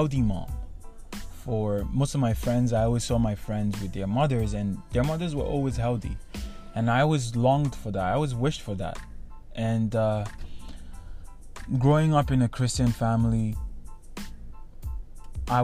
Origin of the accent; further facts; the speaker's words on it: Nigeria; moved away as an adult; now in Canada; I grew up in Nigeria my whole life, and I had to leave my country to come to Canada for university